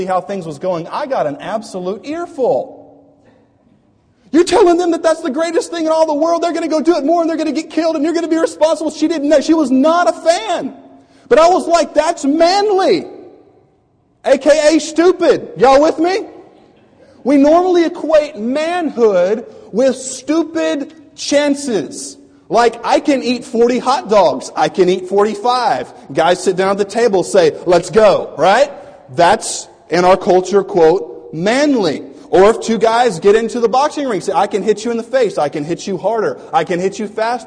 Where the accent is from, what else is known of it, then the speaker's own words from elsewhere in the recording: United States; moved away; also born or lived in Louisiana / Florida; growing up in Louisiana and Florida